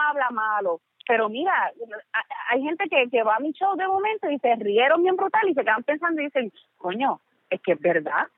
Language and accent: Spanish; Canóvanas, Puerto Rico; mi pueblo de Canómana